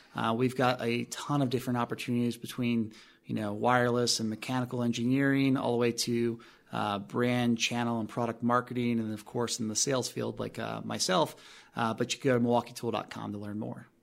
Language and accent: English; Maryland, United States; moved away as an adult; also born or lived in Alabama / New Orleans / Atlanta / Atlantic Beach, Florida; now in Colorado, United States; I was born and raised in Maryland